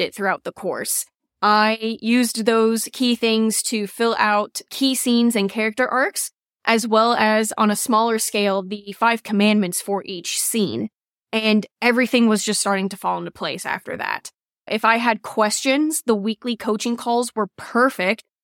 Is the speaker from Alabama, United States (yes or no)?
no; Cleveland, Ohio, United States; I'm from Cleveland, Ohio